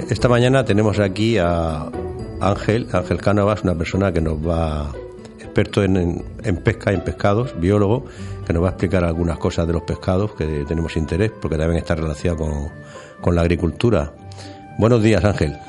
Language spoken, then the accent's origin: Spanish; Region of Murcia, Spain; aquí en Murcia nos afecta más porque somos una provincia eminentemente agrícola